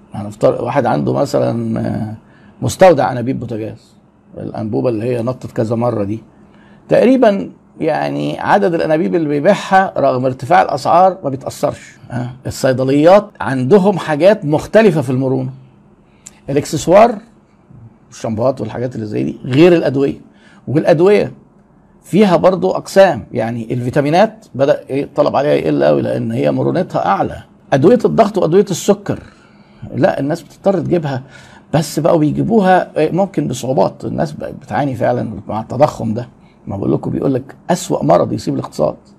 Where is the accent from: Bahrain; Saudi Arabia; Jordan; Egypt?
Egypt; عندنا في مصر